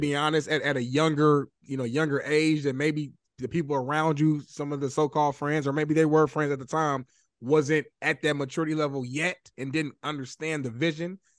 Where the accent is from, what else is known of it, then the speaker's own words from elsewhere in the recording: Indianapolis, Indiana, United States; moved away; I'm from Indianapolis